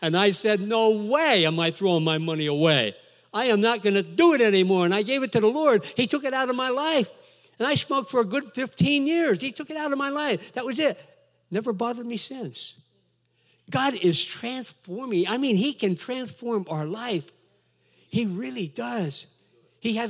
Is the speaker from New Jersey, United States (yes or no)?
yes; New Jersey, United States; I'm from Jersey